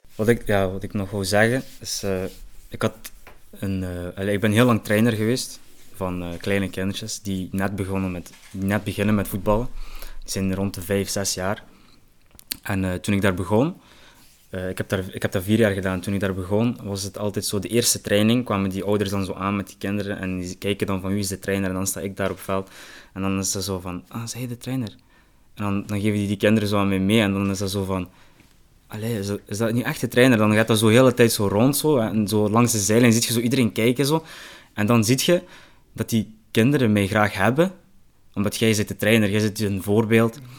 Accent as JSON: {"language": "Dutch", "town": "Genk", "region": "Flanders", "country": "Belgium", "tie": "born or raised there", "said": "Ik ben opgegroeid in Genk"}